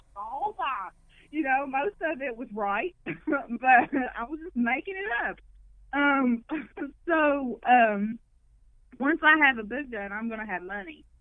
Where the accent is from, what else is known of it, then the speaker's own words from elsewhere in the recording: McDowell County, West Virginia, United States; where I grew up in McDowell County, the most Appalachian you could get.